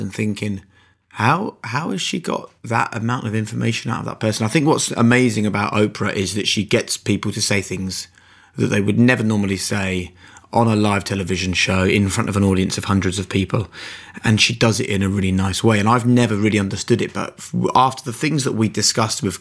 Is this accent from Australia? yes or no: no; England, United Kingdom; being so English